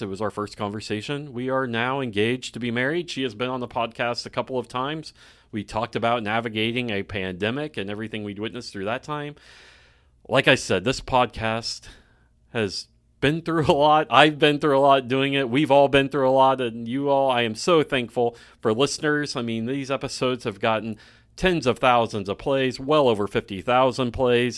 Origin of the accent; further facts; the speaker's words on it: Claremore, Oklahoma, United States; I grew up in Claremore